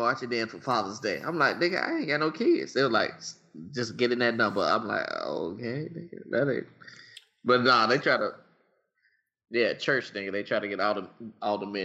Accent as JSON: {"language": "English", "town": "Nashville", "region": "Tennessee", "country": "United States", "tie": "born or raised there", "said": "growing up in Nashville"}